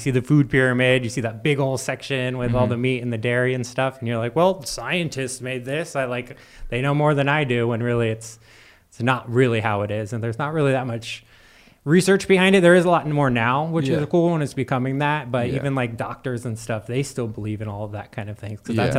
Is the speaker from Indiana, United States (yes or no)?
no; San Diego, California, United States; I had lived in San Diego my whole life, but not like everyone thinks of San Diego. Like there's a country part of it too, in the east.